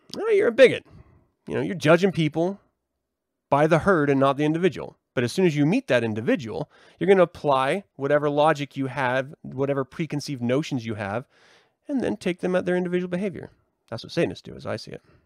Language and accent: English; United States; we as a culture, as an American society